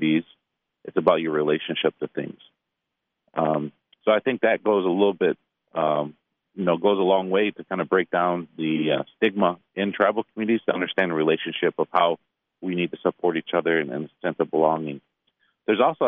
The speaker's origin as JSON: {"language": "English", "town": "Detroit", "region": "Michigan", "country": "United States", "said": "I'm from Detroit"}